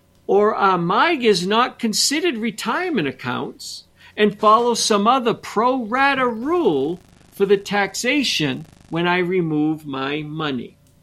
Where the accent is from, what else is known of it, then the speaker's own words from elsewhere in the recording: Montrose, Colorado, United States; And I grew up in Montrose.